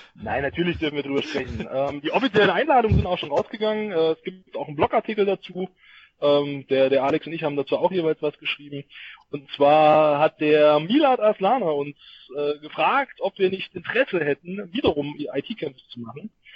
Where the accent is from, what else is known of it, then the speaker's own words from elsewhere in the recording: Thuringia, Germany; für mich als Thüringer